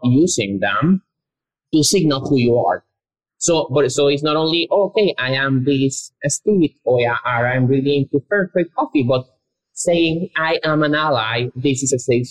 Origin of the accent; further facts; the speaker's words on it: Guatemala; moved away as an adult; now in Austin, United States; we came from Guatemala, which is a very conservative country, a Catholic country. Like, we both went to all boys Catholic schools